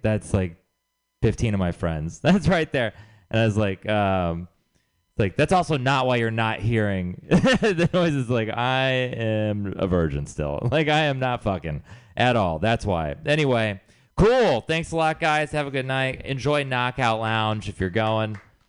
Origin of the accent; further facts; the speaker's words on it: Texas, United States; moved away; I'm from Texas, I should say. I'm originally from Texas.